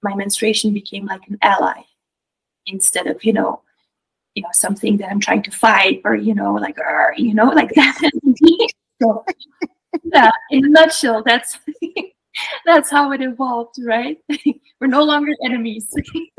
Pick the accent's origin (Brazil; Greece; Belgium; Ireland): Belgium; moved away; I grew up in Europe. I'm originally from Belgium